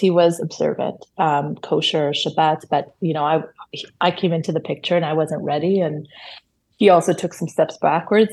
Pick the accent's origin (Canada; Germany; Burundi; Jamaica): Canada; Toronto, Ontario; born or raised there; first language Hebrew; English is a second language; moved away as an adult; now in Israel